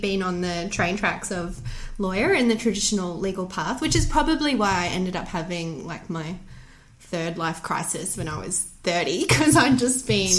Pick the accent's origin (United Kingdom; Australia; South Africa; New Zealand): Australia; Bundaberg, Queensland; now in Brisbane, Australia; I grew up in Bundy. I'm a Bundaberg girl.